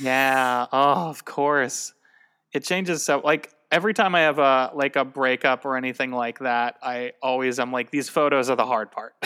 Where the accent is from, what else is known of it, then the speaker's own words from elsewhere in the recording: Tucson, Arizona, United States; I'm from Tucson.